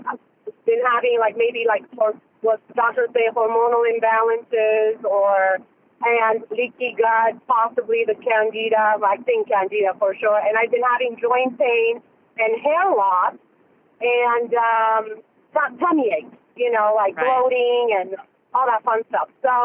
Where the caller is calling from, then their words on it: Orange County, California, United States; I'm calling you from Orange County, California.